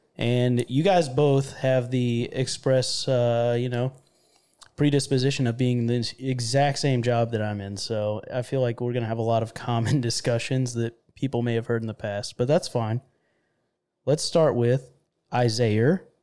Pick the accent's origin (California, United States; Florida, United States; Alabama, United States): Florida, United States; moved away; I'm from Florida, which a lot of people that have heard, you know, previous podcasts know that, uh, I'm from where it's hot and sticky